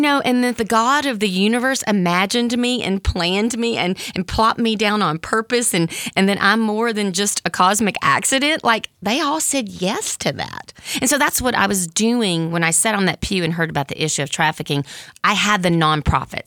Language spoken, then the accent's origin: English; Mississippi, United States; moved away as an adult; also born or lived in San Francisco Bay Area; I grew up in Mississippi, which they called the Bible Belt